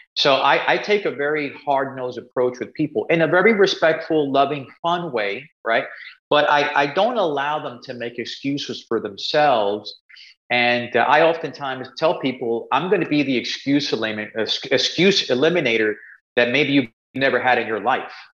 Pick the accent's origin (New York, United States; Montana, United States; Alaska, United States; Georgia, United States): New York, United States; New York City; I grew up in Spanish Harlem, uh, New York, a place called El Barrio